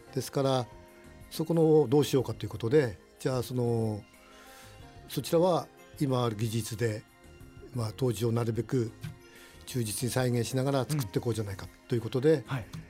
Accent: Utsunomiya, Tochigi, Japan; 宇都宮はね私生まれも育ちも宇都宮でね

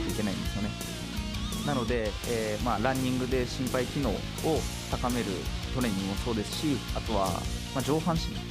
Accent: Utsunomiya, Tochigi, Japan; 宇都宮で、えー、生まれ育って、えー、今も在住なんです

